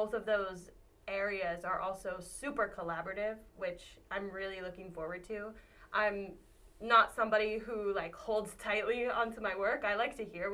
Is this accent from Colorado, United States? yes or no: yes; Colorado, United States; I am from Colorado